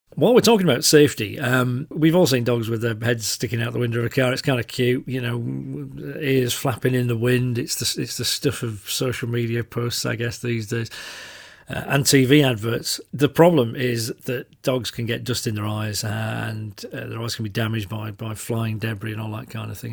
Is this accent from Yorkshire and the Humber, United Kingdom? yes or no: yes; Yorkshire and the Humber, United Kingdom; I'm from Yorkshire